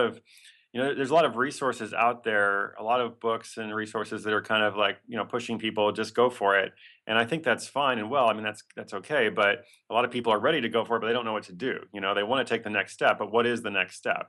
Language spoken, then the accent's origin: English; Portland, Oregon, United States; That's my hometown.